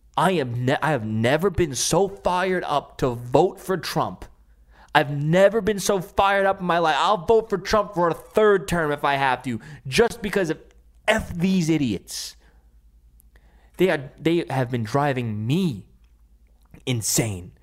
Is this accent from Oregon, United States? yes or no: no; New York City, New York, United States; my my hometown Staten Island